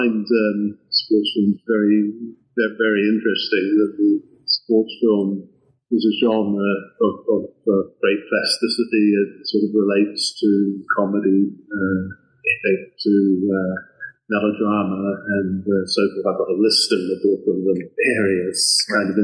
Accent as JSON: {"language": "English", "country": "New Zealand", "also_born_or_lived": "Oxford, England", "moved": "as an adult", "lives_now": "Newcastle, United Kingdom", "said": "I come from New Zealand. I came over to England to do postgraduate work at Oxford in literature"}